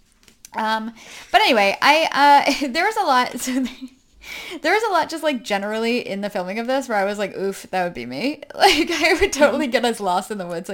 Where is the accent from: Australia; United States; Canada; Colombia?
United States; New Hampshire; I'm from New Hampshire